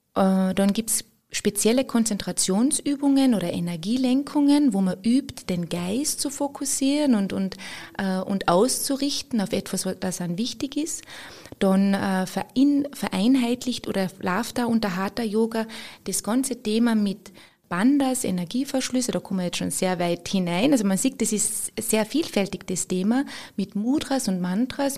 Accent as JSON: {"language": "German", "country": "Austria", "said": "bei uns in Österreich"}